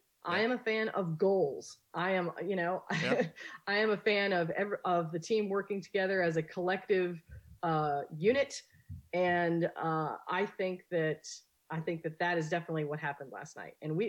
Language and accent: English; Scotland, United Kingdom; Being as Scottish as I am, I enjoy myself.